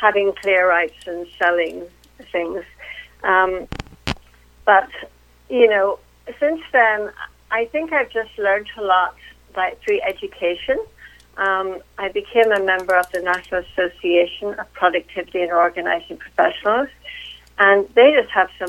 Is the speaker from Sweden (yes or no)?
no; Belfast, Northern Ireland, United Kingdom; moved away as an adult; now in Winchester, United States; But I am originally from Northern Ireland, from Belfast. And that is actually where I grew up and went to college